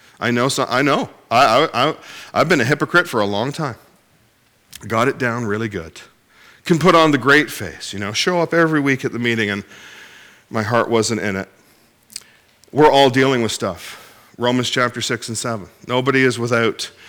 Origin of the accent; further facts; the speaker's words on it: Ontario, Canada; now in Cape Breton, Canada; I do live there, but I'm originally from Ontario